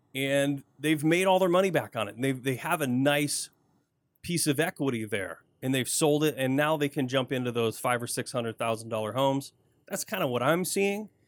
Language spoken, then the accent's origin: English; Flint, Michigan, United States; also born or lived in Davison, Michigan; I grew up in Flint, born and raised